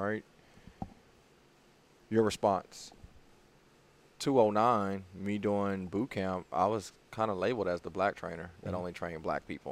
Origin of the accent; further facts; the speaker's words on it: Houston, Texas, United States; I'm from Houston. I play collegiate ball in Houston.